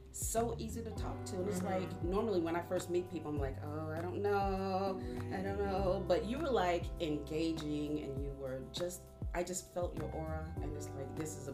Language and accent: English; Mississippi, United States; moved away; I'm from Mississippi.